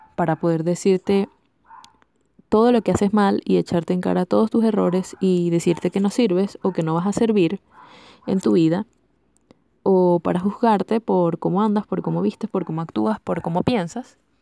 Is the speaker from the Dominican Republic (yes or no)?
no; Venezuela; soy venezolana